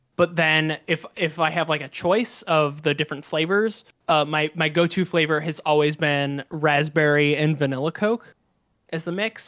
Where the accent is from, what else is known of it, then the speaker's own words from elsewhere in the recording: United States; I'm very American